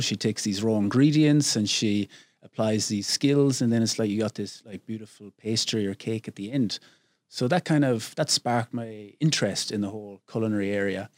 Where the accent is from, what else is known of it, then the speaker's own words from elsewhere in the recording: Glenamaddy, Connacht, Ireland; moved away as an adult; also born or lived in England / United States / China / Thailand; now in Phuket, Thailand; I grew up on a little farm, uh, way out in the west of Ireland, a small little village, a thousand people, Glennamadee